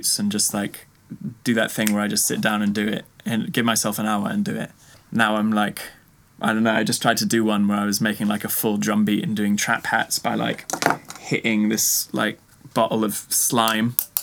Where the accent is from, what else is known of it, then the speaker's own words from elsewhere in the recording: Texas, United States; moved away; I grew up in Texas, in America